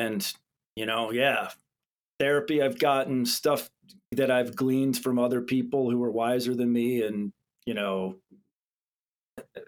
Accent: Southern California, United States; I grew up here in... my family moved out here when I was like 11 years old. So pretty much grew up out here

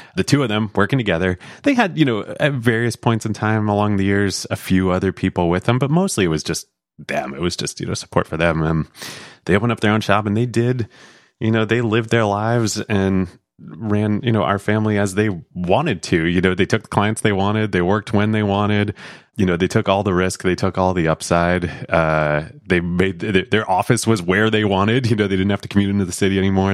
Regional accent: Pennsylvania, United States; moved away as an adult; also born or lived in New York; I grew up in Pennsylvania.

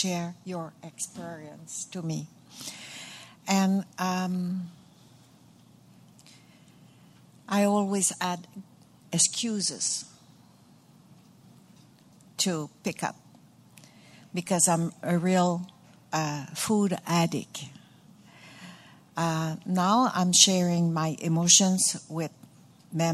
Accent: Montreal, Quebec, Canada; English is a second language; I'm from Montreal.

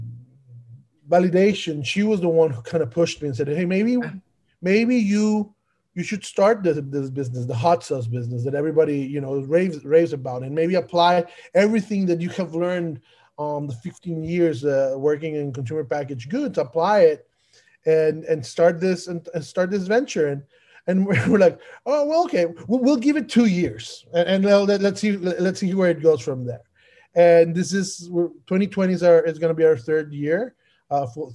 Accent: Mexico; moved away as an adult; I was born and raised in Mexico, and I moved here 15 years ago

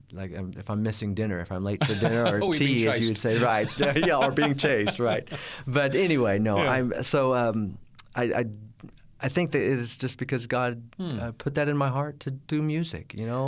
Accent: Kansas City, Missouri, United States; born there; I was born in Kansas City, Missouri, in the Midwest.

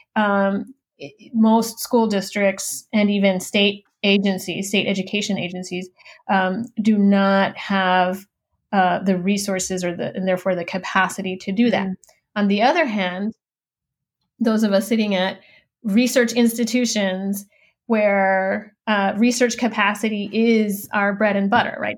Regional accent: Laredo, Texas, United States; moved away as an adult; also born or lived in California; I grew up in Laredo, Texas, uh, which is on the U.S. Mexican border. My family is from Mexico, um, but I was born and raised uh, on the border

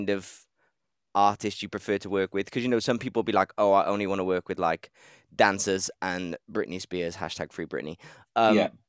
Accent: Wales, United Kingdom; moved away; also born or lived in Manchester; I was from Wales, but I pretended I was from Manchester so I could stay there.

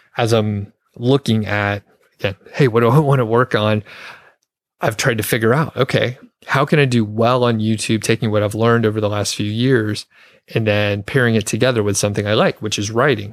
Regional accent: Atlanta, Georgia, United States; moved away as an adult; also born or lived in Bozeman, Montana; now in Longmont, United States; I'm from the Atlanta area, Atlanta, Georgia, the suburbs.

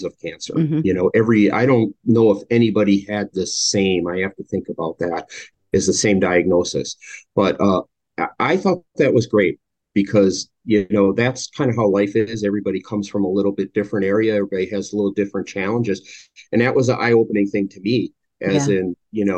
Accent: Milwaukee, Wisconsin, United States; moved away; also born or lived in California; I was born and raised in Milwaukee, Wisconsin, spent some time in California, a few other parts, but moved back to this area

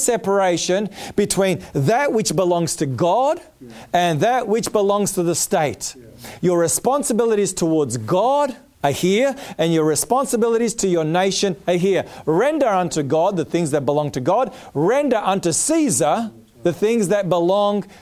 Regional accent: Melbourne, Victoria, Australia; Melbourne, indeed, my hometown. I was born in Melbourne

